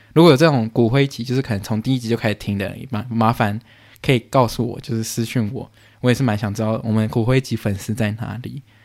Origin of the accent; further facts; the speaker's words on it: Canada; 我在加拿大出生